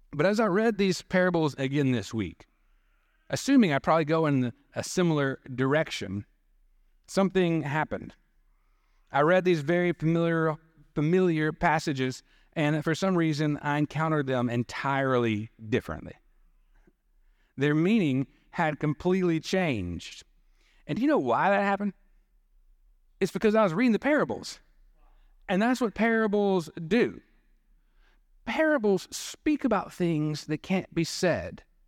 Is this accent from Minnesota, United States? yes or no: no; Dothan, Alabama, United States; Growing up in Dothan, Panama City was our closest beach to go